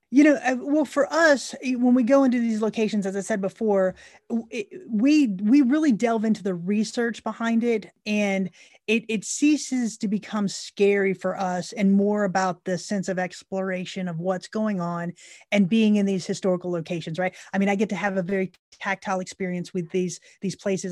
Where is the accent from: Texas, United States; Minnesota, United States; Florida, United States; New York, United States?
Florida, United States; Central; moved away as an adult; now in Tennessee, United States; we grew up born and raised in, in Central Florida.